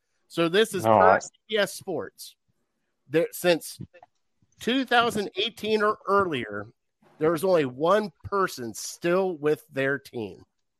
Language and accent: English; West Lafayette, Ohio, United States; I grew up in Coshocton County.